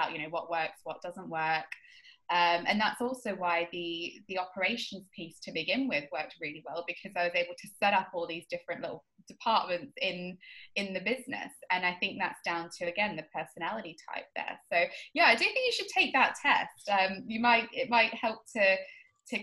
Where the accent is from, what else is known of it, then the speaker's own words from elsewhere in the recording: Australia; moved away as an adult; now in United Kingdom; something that I grew up with in Australia